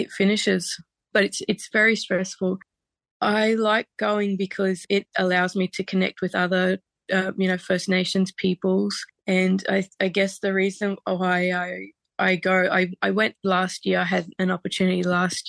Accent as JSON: {"language": "English", "area": "Barkly Tablelands", "region": "Northern Territory", "country": "Australia", "said": "I'm a Gurangi traditional owner in Nimarinki, and I am from the Barkly Tablelands"}